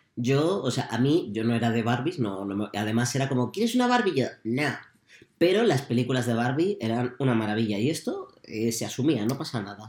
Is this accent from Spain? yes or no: yes; Puertollano, Castilla-La Mancha, Spain; Porque somos manchegos.